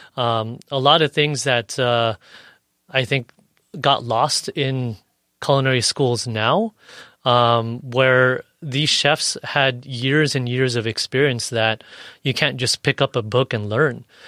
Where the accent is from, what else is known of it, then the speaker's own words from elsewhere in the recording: National City, California, United States; also born or lived in San Ysidro / Paradise Hills / Bonita; I grew up in National City